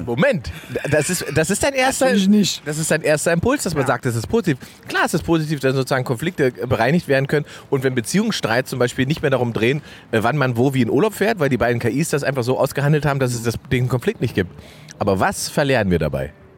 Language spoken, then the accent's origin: German; Germany; dass ich nicht Brasilianer bin, sondern dass ich Deutsch bin